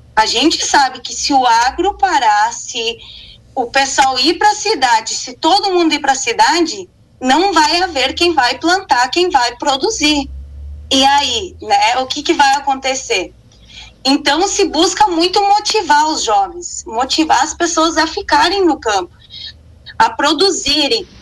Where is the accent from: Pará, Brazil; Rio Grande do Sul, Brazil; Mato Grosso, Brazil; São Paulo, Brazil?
Rio Grande do Sul, Brazil; Estrela; eu sou de Estrela, sou formada em engenharia de produção, optei em ficar no interior